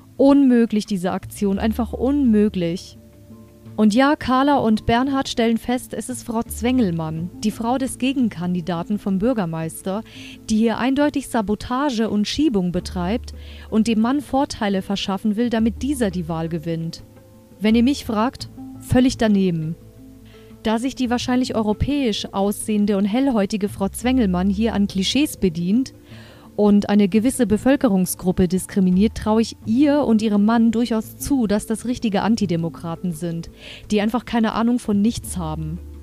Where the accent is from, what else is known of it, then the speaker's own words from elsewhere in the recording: Germany; Hier bei uns in Deutschland